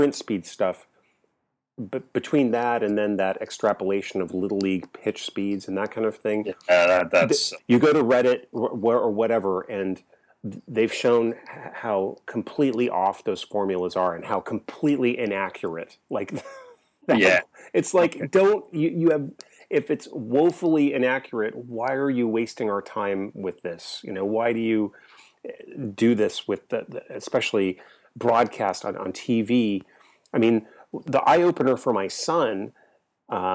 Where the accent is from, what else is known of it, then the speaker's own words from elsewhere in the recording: Bay Area, California, United States; growing up in the Bay Area